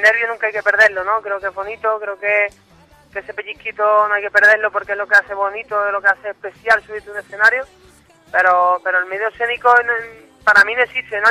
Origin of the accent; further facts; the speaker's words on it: Cádiz, Andalusia, Spain; el carnaval lo, lo he de pequeñito, desde mi ciudad, en Cádiz